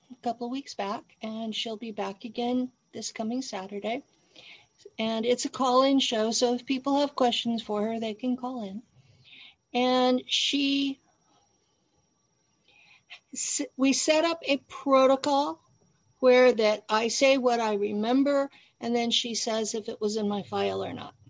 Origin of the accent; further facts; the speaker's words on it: Tulare County, California, United States; I grew up in California, so they picked me up out of Tulare County, California